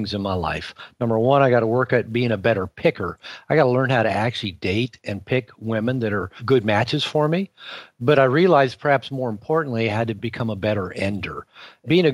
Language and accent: English; Seattle, Washington, United States; also born or lived in Puerto Vallarta, Mexico; I live half the year in Seattle, Washington in the summer, which is my hometown. It's where I grew up